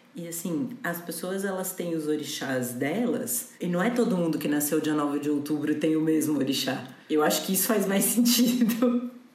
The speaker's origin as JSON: {"language": "Portuguese", "town": "Campinas", "region": "São Paulo", "country": "Brazil", "tie": "born or raised there", "said": "eu nasci numa quarta-feira, dia 9 de outubro, ao meio-dia em Campinas"}